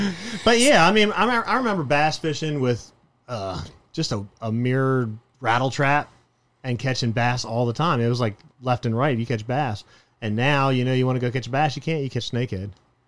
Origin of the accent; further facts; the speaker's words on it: Miami, Florida, United States; I grew up in Miami on the canals, in between Miami.